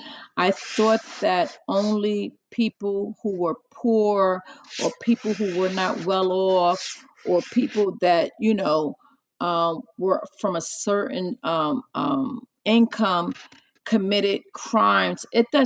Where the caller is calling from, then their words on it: New Jersey, United States; I'm in New Jersey.